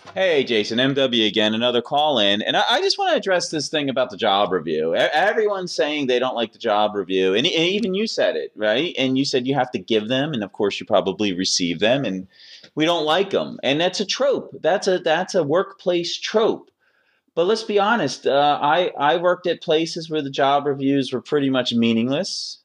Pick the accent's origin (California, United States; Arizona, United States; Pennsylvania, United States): Pennsylvania, United States; Philadelphia; I'm from Philadelphia